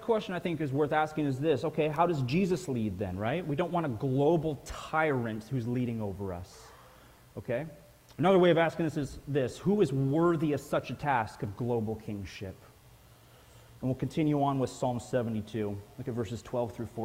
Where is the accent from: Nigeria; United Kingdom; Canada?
Canada; I'm Canadian